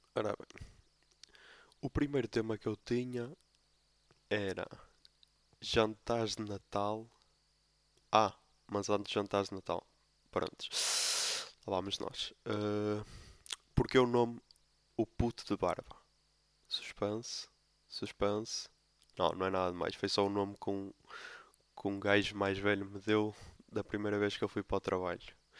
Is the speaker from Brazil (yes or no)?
no; Póvoa de Lanhoso, Norte, Portugal; sou da Poba de Lanhoso